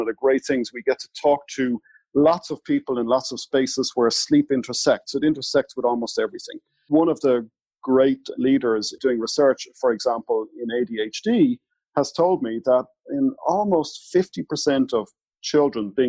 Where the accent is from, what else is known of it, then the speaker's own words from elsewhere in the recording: Ireland; I'm Irish fair-skinned